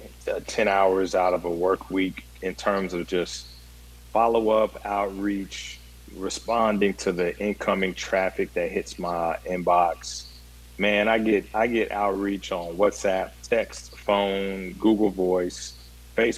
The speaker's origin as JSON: {"language": "English", "country": "Ghana", "moved": "yes", "lives_now": "Nashville, United States", "said": "my journey through the world being Ghanaian"}